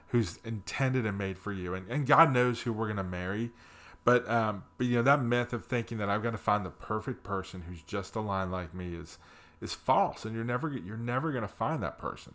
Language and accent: English; New Jersey, United States; moved away; also born or lived in Pennsylvania; I grew up in the Northeast, grew up in New Jersey with a mom and dad who loved me